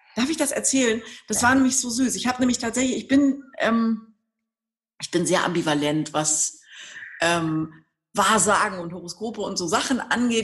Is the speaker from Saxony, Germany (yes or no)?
no; Berlin, Germany; weil es meine Heimatstadt ist